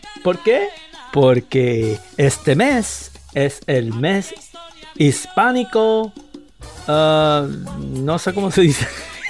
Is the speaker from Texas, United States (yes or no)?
no; New York, United States; also born or lived in Caribbean; we're from the Caribbean islands, and we're both raised in New York, in the middle of Latino City